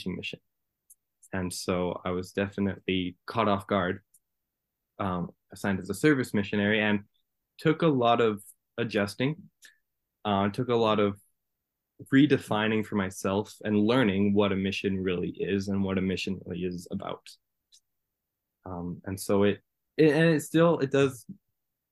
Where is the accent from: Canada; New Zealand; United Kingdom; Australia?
Canada; Lethbridge, Alberta; also born or lived in Spruce Grove, Alberta; now in Edmonton, Canada; I grew up in Lethbridge, and then I moved to Spruce Grove, which is just beside Edmonton.